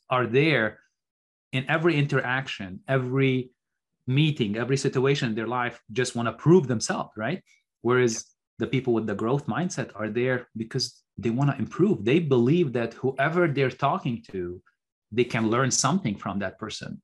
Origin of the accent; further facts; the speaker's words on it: Beirut, Beirut Governorate, Lebanon; moved away as an adult; also born or lived in Minnesota, United States; I was born in Beirut, Lebanon. Lebanon is a small country in the Middle East, and I grew up during the Lebanese Civil War